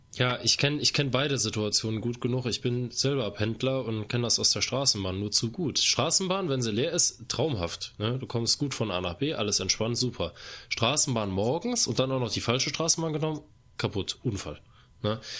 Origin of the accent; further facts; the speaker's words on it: Cologne, North Rhine-Westphalia, Germany; bei uns in Köln